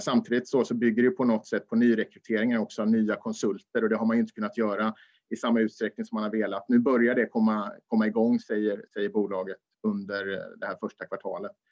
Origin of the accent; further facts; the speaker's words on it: Småland, Sweden; jag är smålänning